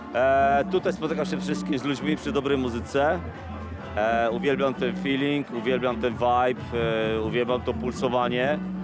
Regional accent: Bełchatów, Łódź Voivodeship, Poland; pochodzę z Bełchatowa

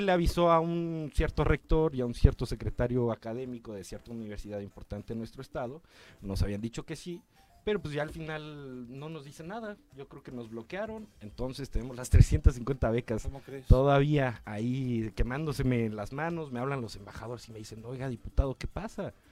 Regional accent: Jiutepec, Morelos, Mexico; Yo soy oriundo de Jutepec, de Tejalpa

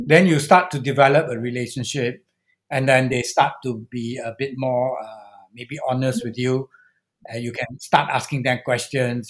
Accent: Singapore; as a Singaporean

